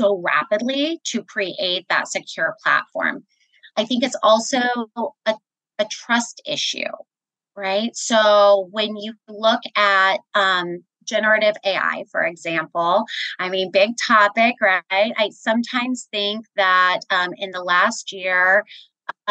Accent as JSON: {"language": "English", "town": "Kansas City", "region": "Missouri", "country": "United States", "tie": "born or raised there", "moved": "as an adult", "said": "I was born and raised in Kansas City, Missouri. I'm a Midwesterner, spent all of my career in Kansas City"}